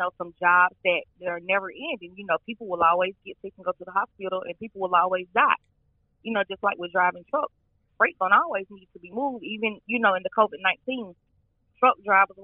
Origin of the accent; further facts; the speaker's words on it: Alabama, United States; accent: country; I was born and raised in Alabama